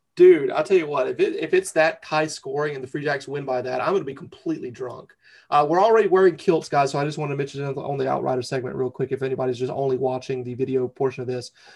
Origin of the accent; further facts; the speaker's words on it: North Carolina, United States; moved away as an adult; I'm from North Carolina. I don't know if you can tell by the accent